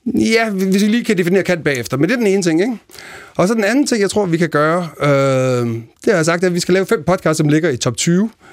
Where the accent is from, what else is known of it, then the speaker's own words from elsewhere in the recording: Denmark; moved away as an adult; also born or lived in Copenhagen; jeg voksede op i Jylland i 80'erne